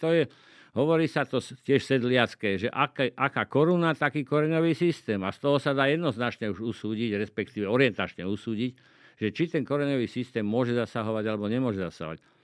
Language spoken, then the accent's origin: Slovak; Liptovský Mikuláš, Žilina Region, Slovakia; moved away; ja som z Liptovského Mikuláša, a keď sme bývali v takom paneláku